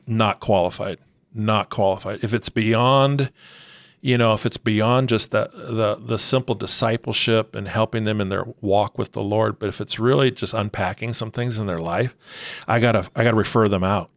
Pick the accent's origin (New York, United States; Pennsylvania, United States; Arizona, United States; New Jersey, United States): Arizona, United States; now in Rancho Cucamonga, United States; growing up in Arizona, grew up in a Christian home